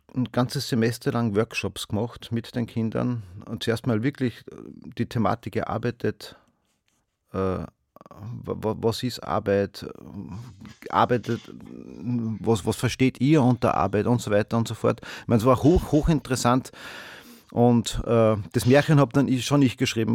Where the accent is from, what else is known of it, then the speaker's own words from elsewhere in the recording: Steyr, Upper Austria, Austria; ich bin ja aus Steyr. Steyr ist eine Stadt in Oberösterreich.